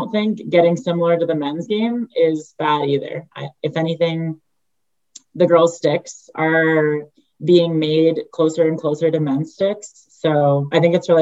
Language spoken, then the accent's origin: English; New York, United States; moved away as an adult; now in Utah, United States; I grew up in New York, where is the lacrosse hub